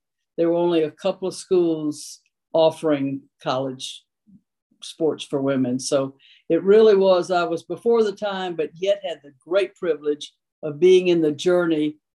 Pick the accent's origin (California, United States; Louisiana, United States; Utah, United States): Louisiana, United States; South; moved away; also born or lived in Tennessee; I grew up in South Louisiana. I am a Cajun with orange blood.